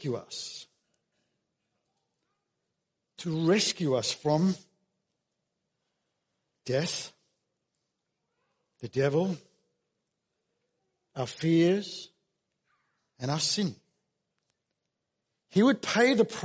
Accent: Australia; us as Australian Christians

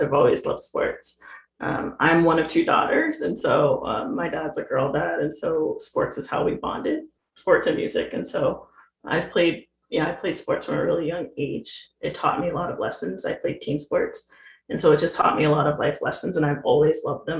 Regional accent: southeast of Richmond, Southern Virginia, United States; I was raised in Virginia, about 25 minutes southeast of Richmond, which is the capital, so Southern Virginia

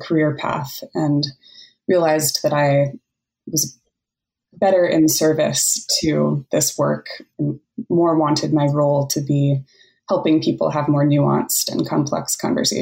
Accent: San Francisco Bay Area, California, United States; born or raised there; moved away as an adult; now in Springfield, Oregon, United States

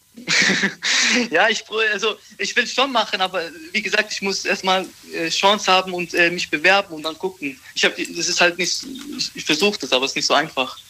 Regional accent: Baden-Baden, Baden-Württemberg, Germany; Ich komme aus Baden-Baden

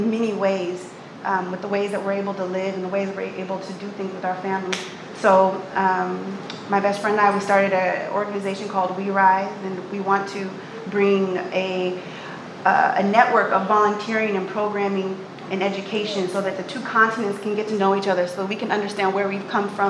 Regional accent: Oakland, California, United States; I'm from Oakland, California.

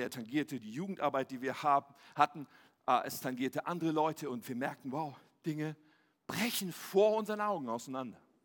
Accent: Ennepetal, North Rhine-Westphalia, Germany; Ich bin ja in Nordrhein-Westfalen aufgewachsen, im wunderschönen Ennepetal

